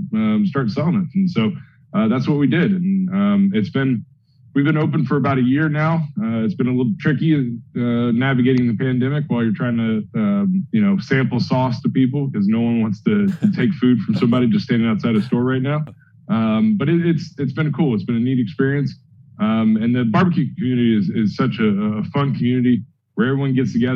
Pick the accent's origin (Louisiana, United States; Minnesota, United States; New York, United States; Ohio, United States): Ohio, United States; now in New Jersey, United States; I was born and raised in Ohio